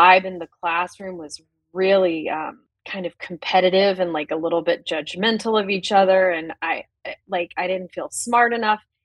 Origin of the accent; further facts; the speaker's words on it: the South, United States; being in the South